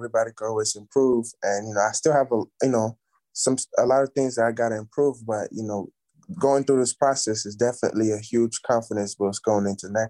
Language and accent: English; Nigeria; But back home, like my first time even seeing a basketball like court, it was I was staying at this hotel